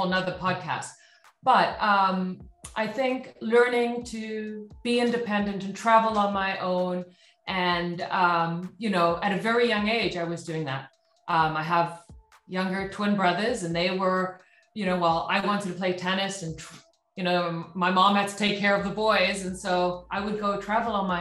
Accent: South Africa; moved away; also born or lived in Dallas, Texas; I grew up in South Africa

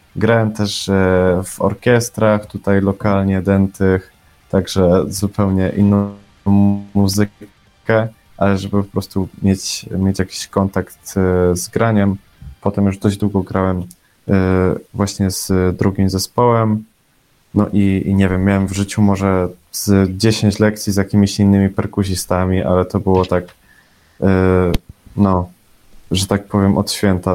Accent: Bielsko-Biała, Silesian Voivodeship, Poland; jestem z Bielska Białej

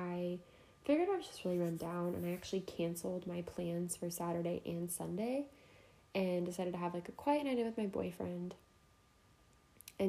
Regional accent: Jefferson City, Missouri, United States; moved away; come home to Jeff City

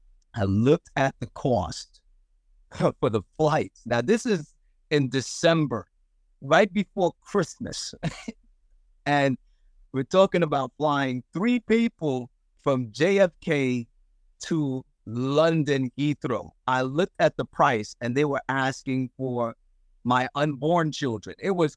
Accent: Zimbabwe; I would love to start a school in the village that I grew up in Zimbabwe

